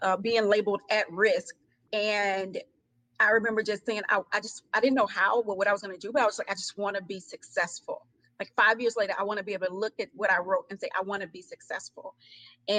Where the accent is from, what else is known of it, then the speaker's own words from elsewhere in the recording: Houston, Texas, United States; also born or lived in Atlanta, Georgia; I'm from Houston, Texas